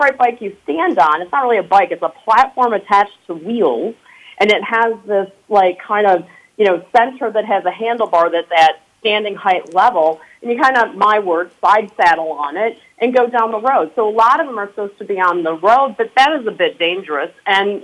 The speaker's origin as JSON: {"language": "English", "region": "Michigan", "country": "United States", "also_born_or_lived": "New York / Connecticut / Chicago", "moved": "as an adult", "said": "I am a girl from Michigan that relocated to New York and Connecticut probably about 10 years ago."}